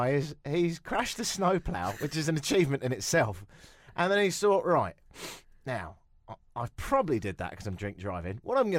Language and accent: English; England, United Kingdom; I'll do it because I'm English, so I'm really good at that.